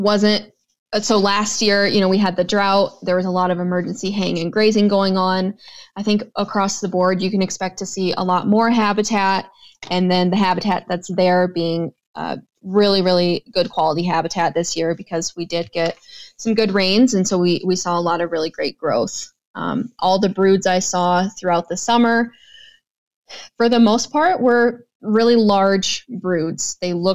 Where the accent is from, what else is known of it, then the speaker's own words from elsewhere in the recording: Michigan, United States; moved away as an adult; now in North Dakota, United States; growing up in Michigan, I lived in town